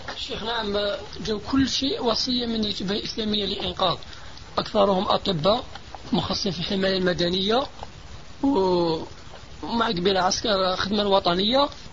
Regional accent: Algeria; نحن في الجزائر

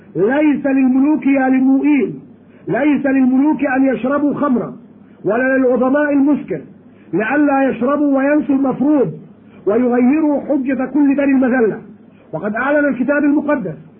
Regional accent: Egypt; عندنا في مصر

